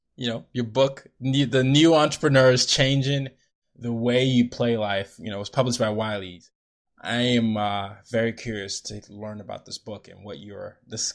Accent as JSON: {"language": "English", "country": "Nigeria", "said": "I'm Nigerian"}